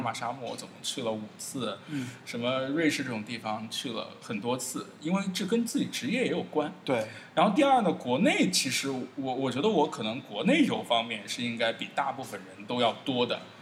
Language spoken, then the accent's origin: Chinese; China; 我作为一个中国人，我，我是我们这一代成长起来的时候，八零嗯，中的嗯，年嗯，代嗯